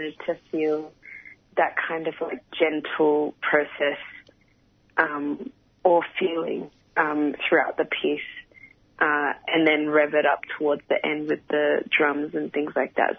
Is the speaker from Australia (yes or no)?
yes; Melbourne, Victoria, Australia; growing up in Australia